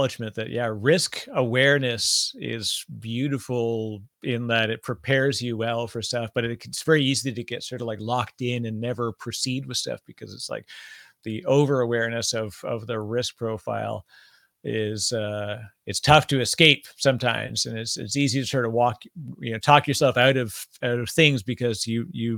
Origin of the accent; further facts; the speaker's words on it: Canada; I'm Canadian, so I say process instead of process